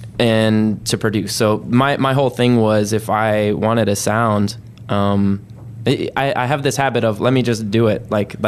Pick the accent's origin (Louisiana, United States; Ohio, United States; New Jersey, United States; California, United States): California, United States; Monterey; born there; So I was born in Monterey, California, because that's where the Defense Language Institute is.